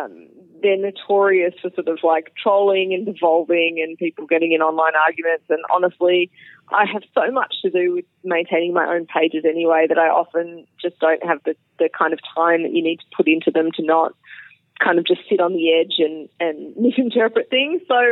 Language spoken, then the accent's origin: English; Australia; now in Texas, United States; the longer that I'm away from Australia, the more there are people joining the scene that have no idea who I am